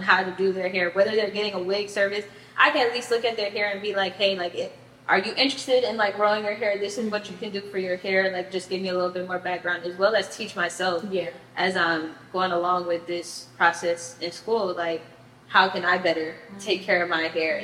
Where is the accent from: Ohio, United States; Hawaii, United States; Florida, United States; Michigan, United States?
Florida, United States; Miami; also born or lived in Tallahassee; I'm from Miami.